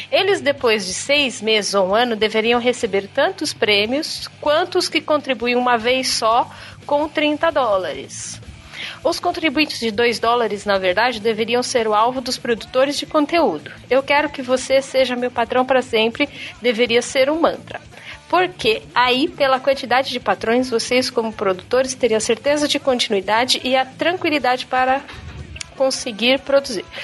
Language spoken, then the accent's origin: Portuguese; São Paulo, Brazil; eu sou de São Paulo.